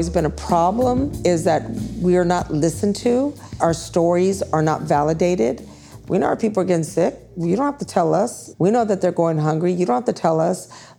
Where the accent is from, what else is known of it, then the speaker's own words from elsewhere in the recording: Houston, Texas, United States; moved away; I was actually born in Houston. I'm from Texas originally.